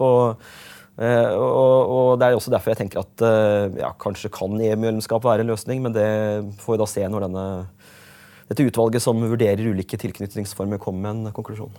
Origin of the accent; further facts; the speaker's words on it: Øvre Eiker, Buskerud, Norway; also born or lived in Hokksund / Skotselv / Vestfossen; jeg har jo vokst opp forskjellige steder i, i Øvre Eiker, der jeg kommer fra